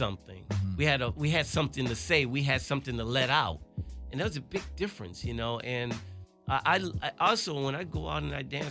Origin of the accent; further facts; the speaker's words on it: Chicago, Illinois, United States; moved away; my roots growing up in Chicago